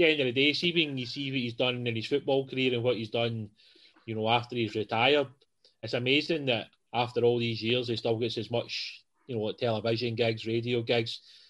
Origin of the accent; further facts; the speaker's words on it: Johnstone, Scotland, United Kingdom; Pretty sure where I grew up in Johnston